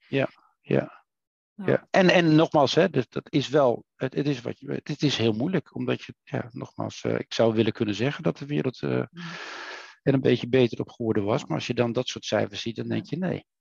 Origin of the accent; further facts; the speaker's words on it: Netherlands; wij als Nederlanders